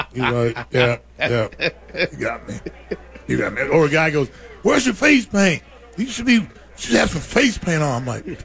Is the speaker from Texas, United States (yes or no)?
yes; Texas, United States; I'm from Texas, of course. I got chaps. I got boots. I got cowboy hats.